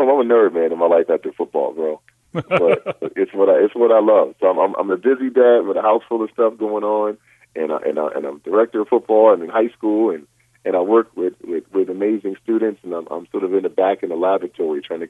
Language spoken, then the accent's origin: English; Rochester, New York, United States; now in Westlake Village, United States; in my hometown of Rochester, New York